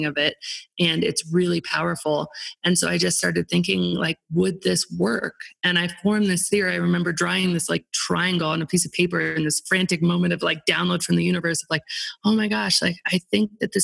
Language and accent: English; Aspen, Colorado, United States; my hometown, Aspen